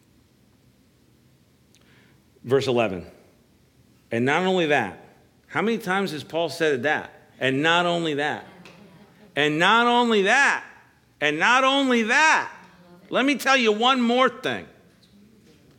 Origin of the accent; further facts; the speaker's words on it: Washington, District of Columbia, United States; I'm from the Washington, D.C. area, and we would actually take field trips to the Smithsonian